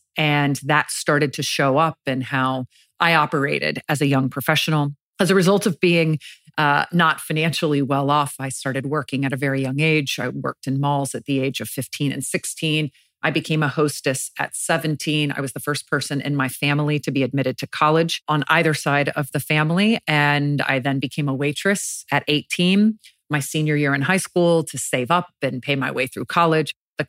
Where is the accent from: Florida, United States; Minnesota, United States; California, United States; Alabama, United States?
Florida, United States; Jacksonville; I grew up in Jacksonville, Florida.